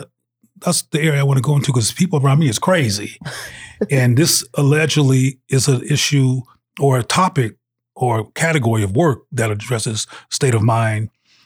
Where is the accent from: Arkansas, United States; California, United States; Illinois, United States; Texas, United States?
California, United States; Los Angeles; also born or lived in Bay Area / Seattle / Jackson; I am originally from South Central Los Angeles, the Bay Area, in Seattle, Washington, and Jackson, Mississippi. The reason I bring in all those places is because I lived in those places as a child, and they're all relevant to my development.